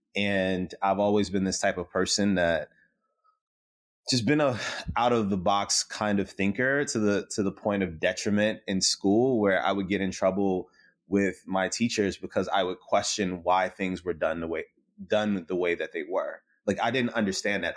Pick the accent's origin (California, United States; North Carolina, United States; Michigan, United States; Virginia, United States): Virginia, United States; Richmond; growing up in South Side of Richmond